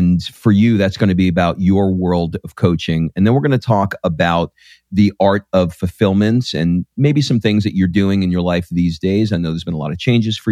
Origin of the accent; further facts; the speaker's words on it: New York, United States; I grew up in New York